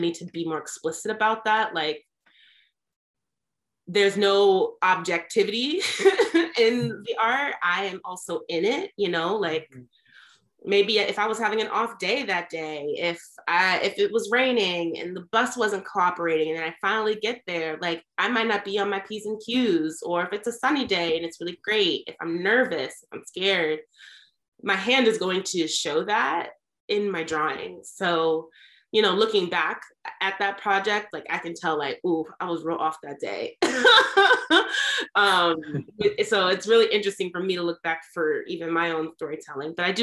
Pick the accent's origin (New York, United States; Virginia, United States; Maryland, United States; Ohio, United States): New York, United States; White Plains; moved away as an adult; also born or lived in New Jersey; now in Baltimore, United States; So I was born in New Jersey and then I grew up in Westchester County, New York. So White Plains